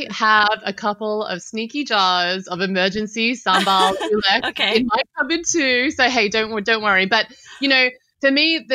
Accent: Sydney, New South Wales, Australia; moved away; I grew up in Sydney.

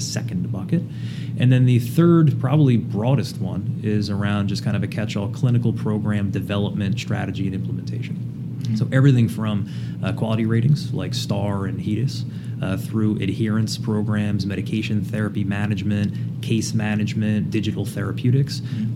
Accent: southern New Jersey, United States; now in New England, United States; grew up in southern New Jersey, uh, about five minutes outside of Philly, but on the Jersey side.

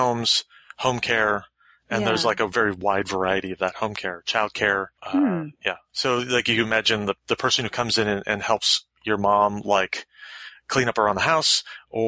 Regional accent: Florida, United States; moved away; also born or lived in West Coast; when I grew up in the South, I grew up in Florida

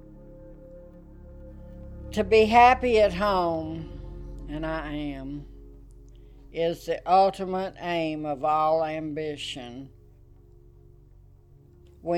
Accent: Amarillo, Texas, United States; also born or lived in Colorado; I was born in Amarillo, Texas

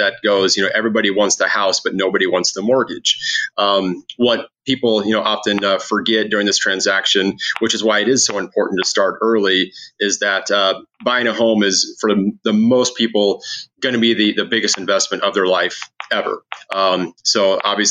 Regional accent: Lincoln, Nebraska, United States; also born or lived in Phoenix, Arizona; now in Omaha, United States; I'm from Lincoln originally

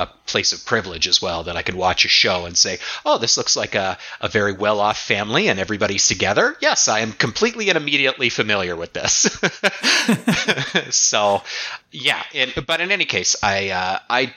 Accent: Toronto, Ontario, Canada; things that I'm really familiar with, like from the, you know, from the Toronto, Southern Ontario region

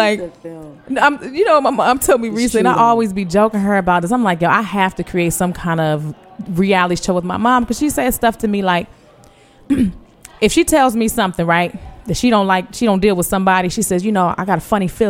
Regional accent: Baltimore, Maryland, United States; I grew up in Baltimore, but I really just grew up in my mother's house.

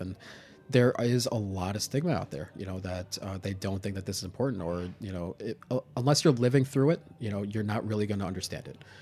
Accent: New York City, New York, United States; I grew up in Staten Island

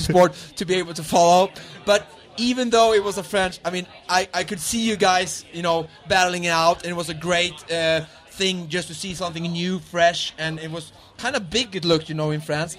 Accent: Sweden; English is a second language; I'm a Swedish, person

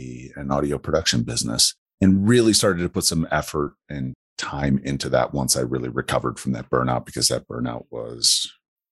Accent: Wisconsin, United States; moved away as an adult; now in Colorado Springs, United States; I live in Colorado Springs. I grew up in Wisconsin, moved out here in August of 97

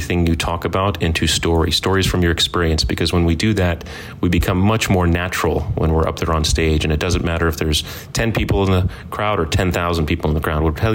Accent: Virginia Beach, Virginia, United States; I'm from Virginia Beach, Virginia

